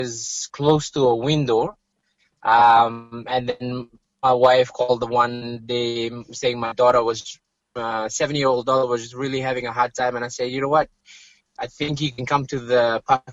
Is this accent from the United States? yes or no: no; Fiji; now in Steinbach, Canada; I'm from Fiji